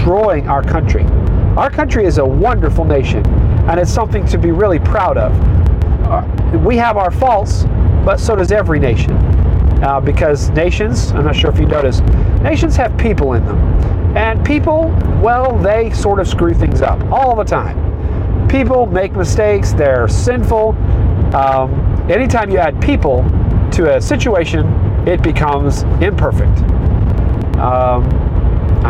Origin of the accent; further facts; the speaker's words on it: United States; I am an American citizen